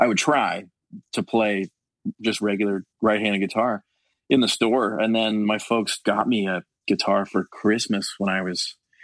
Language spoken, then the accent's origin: English; Richmond Hill, Ontario, Canada; So Scott and John and I grew up in Richmond Hill, and then Paul grew up in Brampton, which same thing, like isn't far.